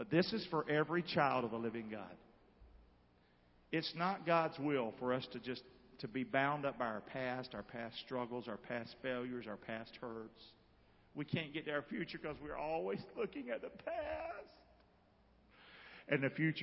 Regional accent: Rockingham, North Carolina, United States; I see myself growing up in Rockingham.

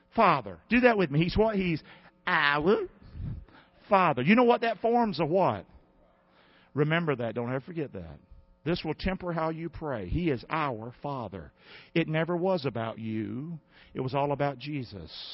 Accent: United States; I'm an American

